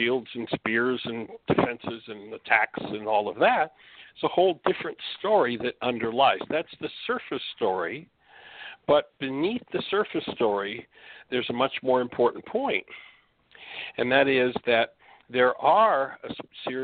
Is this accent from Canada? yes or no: yes; Canada; moved away; I'm from Canada